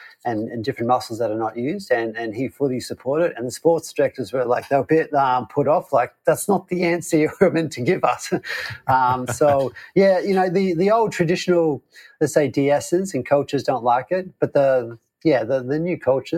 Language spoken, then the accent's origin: English; Queensland, Australia; Yes, so you're right. I was born in Queensland. It is very hot there in the summer.